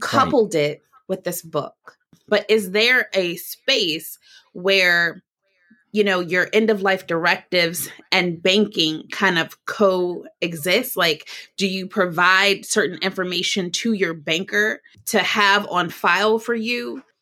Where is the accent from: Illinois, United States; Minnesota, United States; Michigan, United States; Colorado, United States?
Michigan, United States; Detroit; Detroit, Michigan, which is my hometown